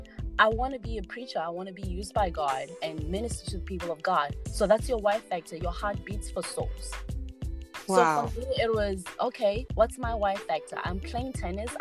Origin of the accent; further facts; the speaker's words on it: Botswana; moved away as an adult; now in United States; I was born and raised in Botswana and then moved to America in 2016 on a tennis scholarship offer